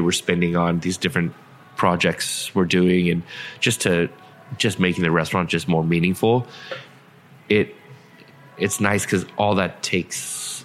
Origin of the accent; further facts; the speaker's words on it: San Diego, California, United States; moved away; I grew up in San Diego